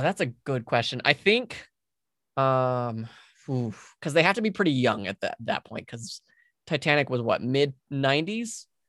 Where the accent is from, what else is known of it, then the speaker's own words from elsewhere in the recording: Utah, United States; also born or lived in California; Utah's where I've lived for most of my life